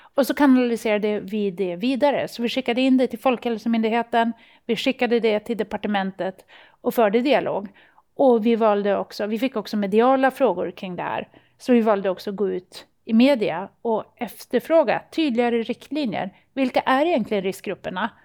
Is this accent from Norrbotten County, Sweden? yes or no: yes; Luleå, Norrbotten County, Sweden; i Luleå, där jag kommer ifrån